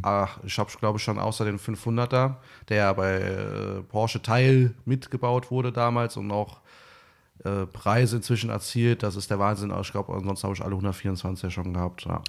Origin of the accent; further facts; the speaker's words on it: Eifel, Germany; moved away; also born or lived in Bad Camberg; bei uns in der Eifel